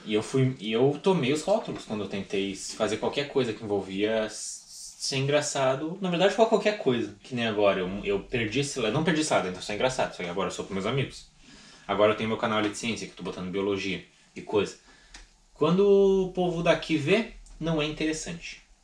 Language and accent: Portuguese; Rio Grande do Sul, Brazil; eu sou gaúcho.